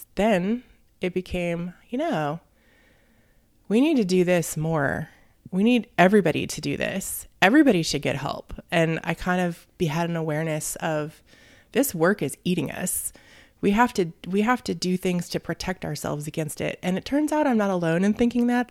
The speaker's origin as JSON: {"language": "English", "town": "Tukwila", "region": "Washington", "country": "United States", "tie": "born or raised there", "said": "I grew up in Tukwila."}